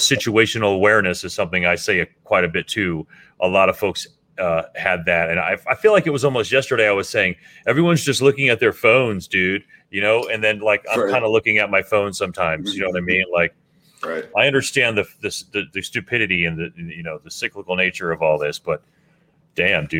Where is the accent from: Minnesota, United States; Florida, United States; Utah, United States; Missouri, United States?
Florida, United States; Miami; we grew up in Miami listening to a multitude of different kinds of music